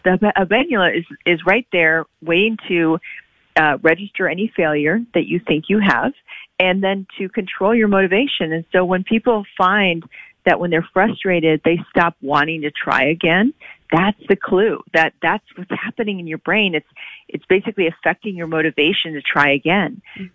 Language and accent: English; Oklahoma, United States; I grew up in Oklahoma.